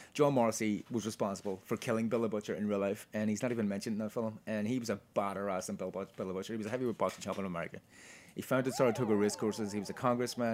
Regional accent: Ireland; now in New York, United States; we're Irish

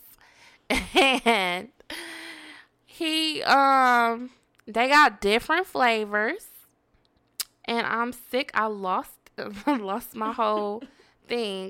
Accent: Detroit, Michigan, United States; I'm from East Seven Mile.

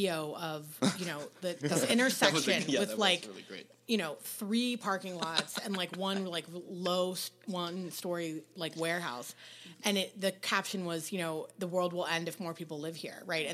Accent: East Coast, United States; now in Orange County, United States; I'm originally from the East Coast

